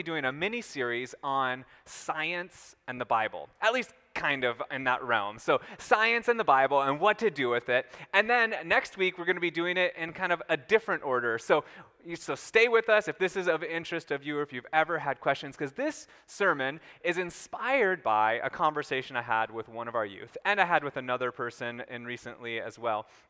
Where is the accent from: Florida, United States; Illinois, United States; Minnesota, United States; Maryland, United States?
Minnesota, United States; my small town in Minnesota